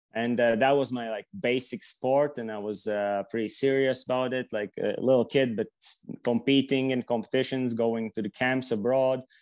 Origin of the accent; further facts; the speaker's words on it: Riga, Latvia; also born or lived in Latgale; I'm from uh, Riga, which is the capital city. I, am born here and uh, basically like spend my whole life here